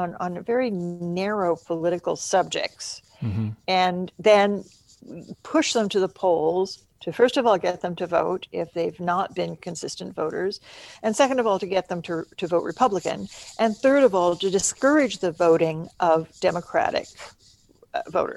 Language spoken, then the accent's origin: English; Stillwater, Oklahoma, United States; moved away; also born or lived in Nebraska; my hometown of Stillwater, Oklahoma